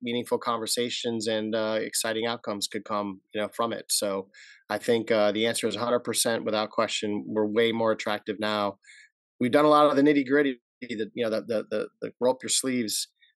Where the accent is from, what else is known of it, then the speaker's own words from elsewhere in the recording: Rochester, New York, United States; moved away; I'm from Rochester